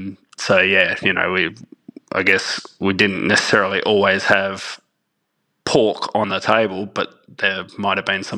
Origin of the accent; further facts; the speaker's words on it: Perth, Western Australia, Australia; being a good little Italian family, we actually lived in one of the northern suburbs of Perth, and we lived next door to my nonna